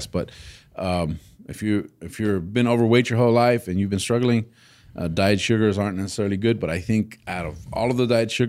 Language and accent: English; Texas, United States; I'm a Texan